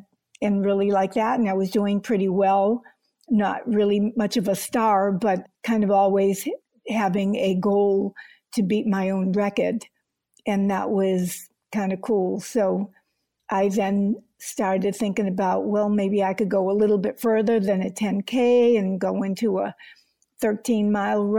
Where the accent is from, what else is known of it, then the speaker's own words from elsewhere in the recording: Boston, Massachusetts, United States; moved away as an adult; also born or lived in Oakland; I grew up in Boston